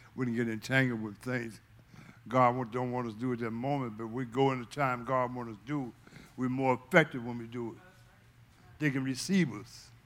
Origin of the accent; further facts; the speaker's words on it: Fincastle, Virginia, United States; that's where I was raised. I'm originally from Fincastle, Virginia